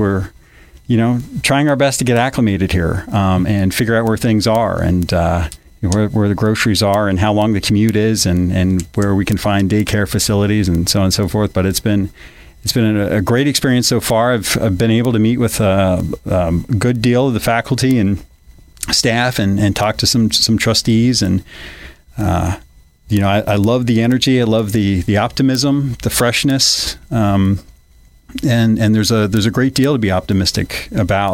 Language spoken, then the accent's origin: English; Philadelphia, Pennsylvania, United States; accent: Delaware Valley; moved away as an adult; also born or lived in Ohio / Lexington, Kentucky / Michigan; now in Kentucky, United States; Philadelphia is where you hear some of the odd diphthongs come from that Delaware Valley area